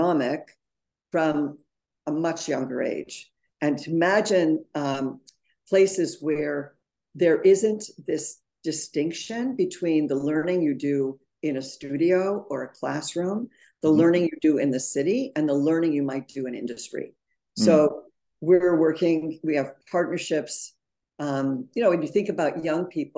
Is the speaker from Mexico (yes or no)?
no; Montreal, Quebec, Canada; now in New York City, United States; I grew up in Montreal